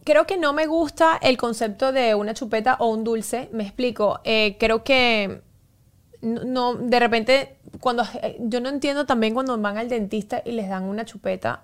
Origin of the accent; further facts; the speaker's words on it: Venezuela; como buen venezolana